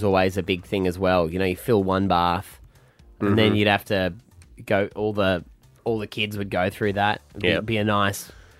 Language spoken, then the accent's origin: English; Queensland, Australia; growing up in Queensland